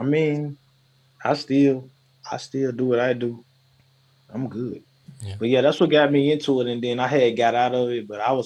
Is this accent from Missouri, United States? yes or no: no; Tennessee, United States; I'm from Tennessee